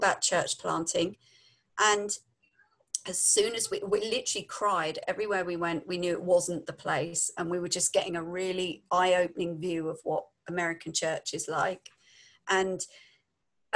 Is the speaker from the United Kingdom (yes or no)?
yes; London, United Kingdom; moved away as an adult; also born or lived in Devon / Yorkshire; now in United States; We're from London, so we've probably got a lot of slang in our talk.